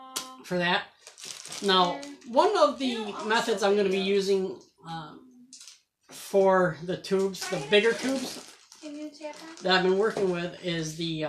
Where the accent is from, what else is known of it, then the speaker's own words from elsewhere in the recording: Central New York, United States; We're from Central New York area